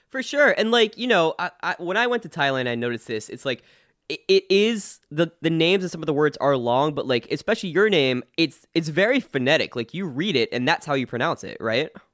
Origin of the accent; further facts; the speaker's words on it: New Jersey, United States; I'm from New Jersey